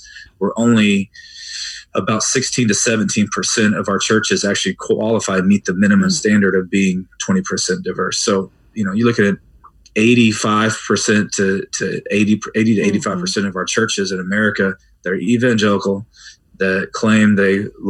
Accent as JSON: {"language": "English", "region": "Texas", "country": "United States", "tie": "born or raised there", "also_born_or_lived": "Chicago, Illinois", "moved": "as an adult", "lives_now": "Keller, United States", "said": "before that, I grew up in Texas, Texas-born pastor's kid"}